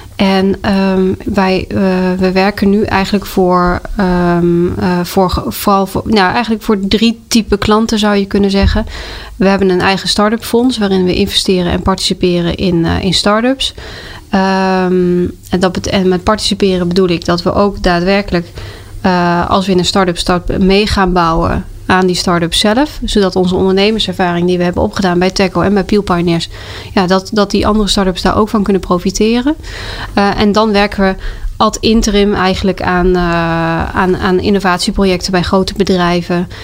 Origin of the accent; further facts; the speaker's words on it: South Limburg, Netherlands; moved away as an adult; also born or lived in Twente / Delft; now in Amersfoort, Netherlands; ik ben ooit geboren in Twente. Ik heb gepubert in Zuid-Limburg